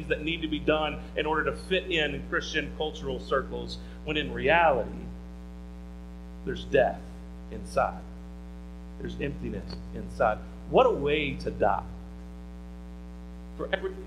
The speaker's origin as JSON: {"language": "English", "region": "the Bible Belt", "country": "United States", "tie": "born or raised there", "said": "grew up in the Bible Belt like I did"}